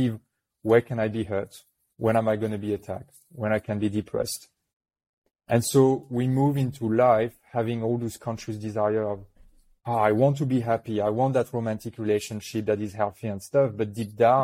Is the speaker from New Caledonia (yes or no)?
yes; New Caledonia; accent: French; English is a second language; I was born in New Caledonia, which is a little French island in the Pacific